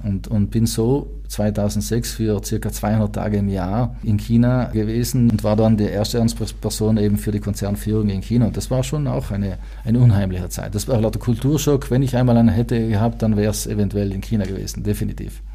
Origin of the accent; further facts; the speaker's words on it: South Tyrol, Trentino-Alto Adige, Italy; also born or lived in United States; wir als Südtiroler